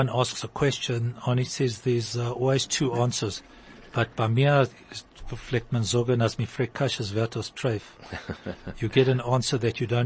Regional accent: Yeoville, Gauteng, South Africa; So we, as kids, when I grew up in Yeoville, um, came Sukkot

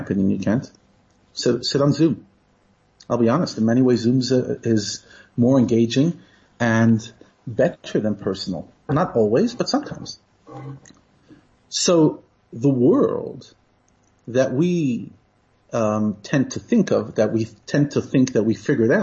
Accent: New York City, New York, United States; moved away as an adult; now in South Africa; I grew up in New York

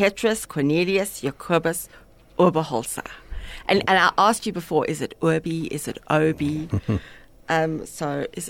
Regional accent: England, United Kingdom; I mean, I am English, but I don't know.

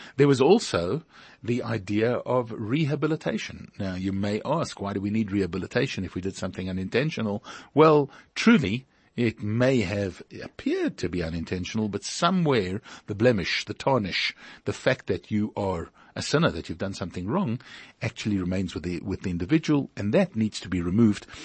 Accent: Pretoria, Gauteng, South Africa; moved away; We came from Pretoria.

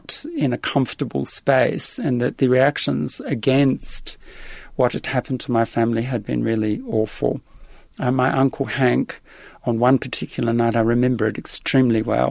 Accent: Adelaide, South Australia, Australia; accent: Australian; English is a second language; moved away as an adult; now in Netherlands; arriving in effectively an immigrant's camp outside of the city of Adelaide in Australia, and I was probably about five and a half

